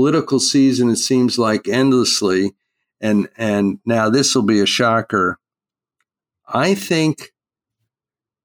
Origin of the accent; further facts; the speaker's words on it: East Coast, United States; now in California, United States; I grew up out on the East Coast, a fisherman